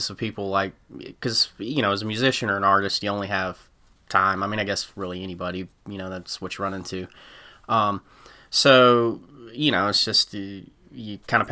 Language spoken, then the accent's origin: English; Lawrenceville, Georgia, United States; now in Dunwoody, United States; I grew up over in Lawrenceville